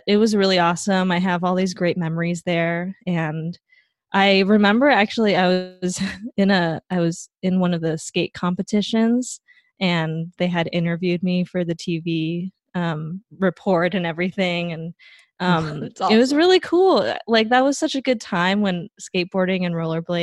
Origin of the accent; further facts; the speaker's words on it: Taipei, Taiwan; moved away as an adult; also born or lived in Southern California; now in Bay Area, United States; So I grew up in Taipei, Taiwan. That's where most of my family lives. And I moved to the US in 2010